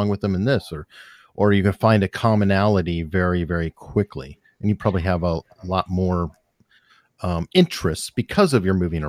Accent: Tucson, Arizona, United States; I grew up in Tucson, Arizona, in the Catalina Foothills area, the richest part.

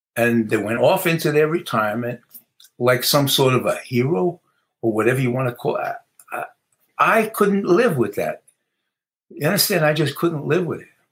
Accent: New York City, New York, United States; moved away; growing up in the Bronx

